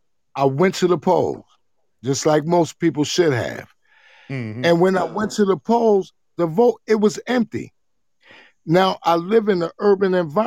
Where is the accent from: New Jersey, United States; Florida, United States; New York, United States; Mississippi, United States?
New Jersey, United States; now in Ohio, United States; I'm in Ohio. Now, understand, I'm from Jersey